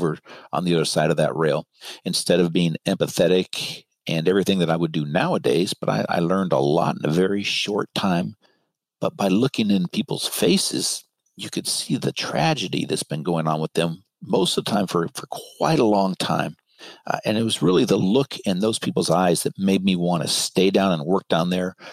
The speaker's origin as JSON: {"language": "English", "area": "Marin", "region": "California", "country": "United States", "tie": "born or raised there", "said": "I grew up in Marin"}